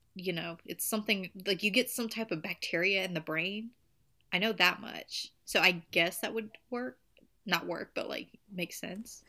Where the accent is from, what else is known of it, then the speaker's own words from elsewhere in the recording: the South, Southern United States, United States; accent: country, Southern; My country accent coming out. I can't help it. I'm a Southern queen.